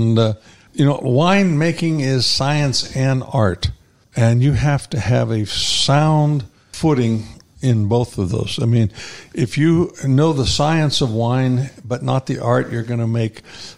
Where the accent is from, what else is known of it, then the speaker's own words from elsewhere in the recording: Pittsburgh, Pennsylvania, United States; moved away as an adult; also born or lived in Davis, California; now in Paso Robles, United States; the people that I grew up with back in Pittsburgh